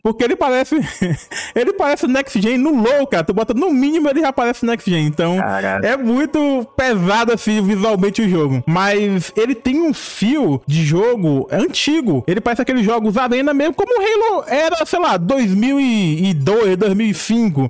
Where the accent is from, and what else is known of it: Piauí, Brazil; born or raised there